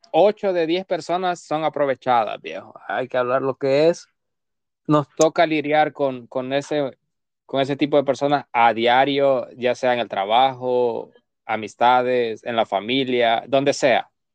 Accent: El Salvador; moved away; Yo soy el único salvadoreño. Entonces, dicen que los salvadoreños somos bien feos

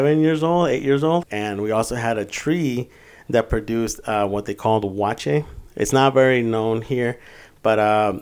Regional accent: Apozol, Zacatecas, Mexico; moved away; also born or lived in Jalpa, Zacatecas; in the southern part of Zacatecas, you know, which is called La Pozol, you know, I was born in Jalpa

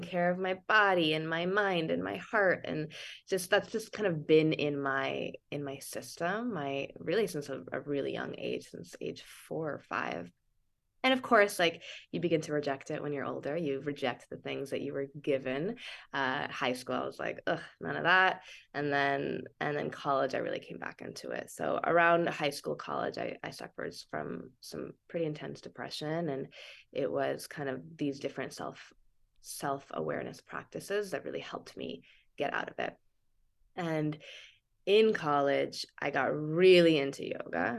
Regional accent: Santa Cruz, California, United States; I grew up in Santa Cruz.

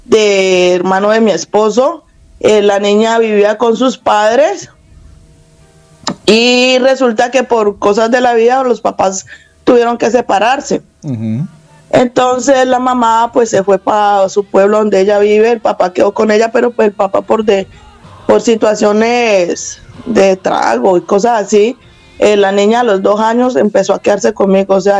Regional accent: Cali, Valle del Cauca, Colombia; moved away as an adult; now in Spain; Soy caleña.

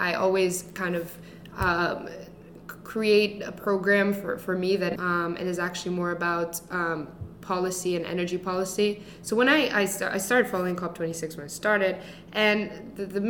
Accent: Greece; moved away; I grew up in Greece, which is a very small country in the southern part of Europe

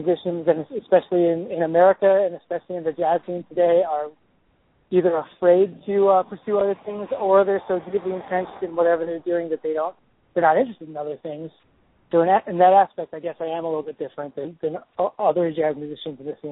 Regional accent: Chicago, Illinois, United States; moved away as an adult; now in New York, United States; I was born in Chicago, in the suburbs of Chicago, and grew up there

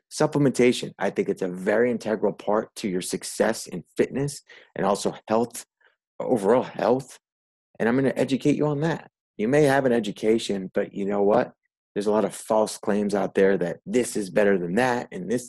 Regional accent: Northeast, United States; so, yeah, in brief, I'm from the Northeast.

